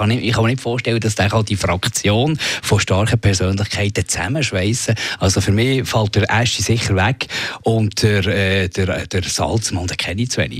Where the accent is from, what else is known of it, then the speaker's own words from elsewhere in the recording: Bern, Switzerland; Ja, jetzt muss ich dir etwas sagen als Berner.